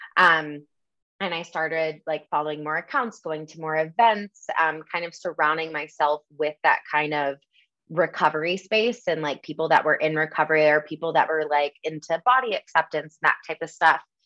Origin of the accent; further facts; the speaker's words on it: Michigan, United States; moved away as an adult; also born or lived in Los Angeles; now in Denver, United States; I grew up in the Midwest, um, kind of had that typical Michigan upbringing